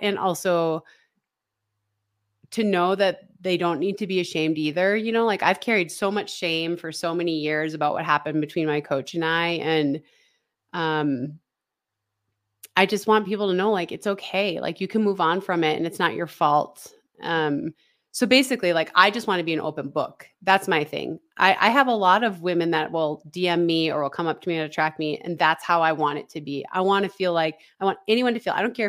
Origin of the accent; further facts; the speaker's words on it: Minnesota, United States; You know, I grew up in Northern Minnesota. I ate Spam on Christmas Eve every year.